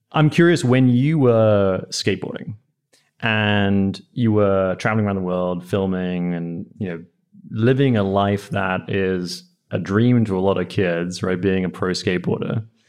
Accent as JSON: {"language": "English", "region": "England", "country": "United Kingdom", "tie": "born or raised there", "moved": "yes", "said": "I grew up in England"}